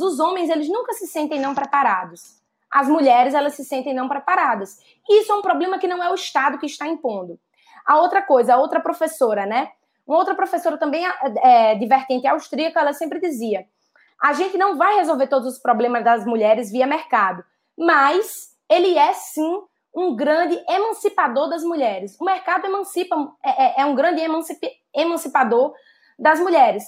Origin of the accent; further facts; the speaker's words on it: Northeast Region, Brazil; accent: Northeastern; also born or lived in Southeast Brazil; now in Southeast, Brazil; eu sou uma mulher é, nordestina, nascida e criada no Nordeste, e que saiu do Nordeste e hoje vive no Sudeste